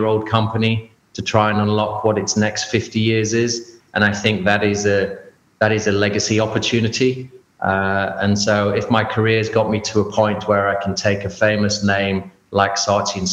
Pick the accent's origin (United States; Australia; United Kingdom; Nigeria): United Kingdom; England; like every young person growing up in England